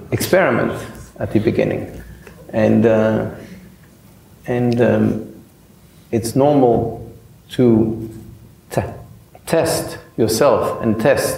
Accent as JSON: {"language": "English", "town": "Paris", "region": "Île-de-France", "country": "France", "tie": "born or raised there", "said": "I grew up in Paris"}